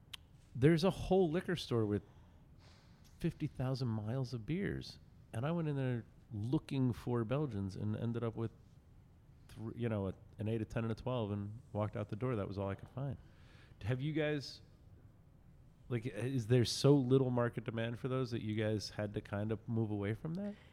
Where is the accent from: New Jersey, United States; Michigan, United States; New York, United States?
New Jersey, United States; So there's a weird thing going on in my hometown where we never really got to have really good bottle shops because Jersey's laws just don't make them make sense.